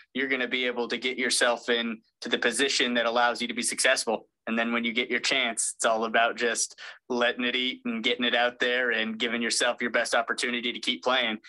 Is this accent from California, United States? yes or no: yes; West Covina, California, United States; now in North Carolina, United States; I'm actually from West Covina, California, and a Citrus College alum